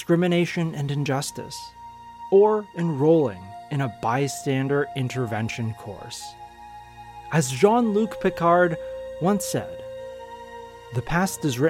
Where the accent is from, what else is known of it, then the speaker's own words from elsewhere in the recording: United States; I identify as Chinese American